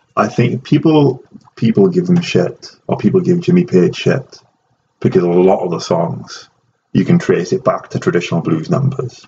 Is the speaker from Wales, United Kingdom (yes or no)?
yes; Wales, United Kingdom; moved away; I am Welsh